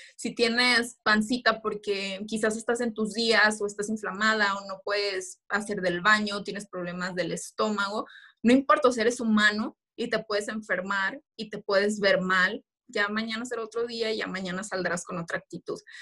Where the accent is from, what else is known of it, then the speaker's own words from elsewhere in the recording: Michoacán, Mexico; regreso a mi estado para participar por la corona de nuestra belleza Michoacán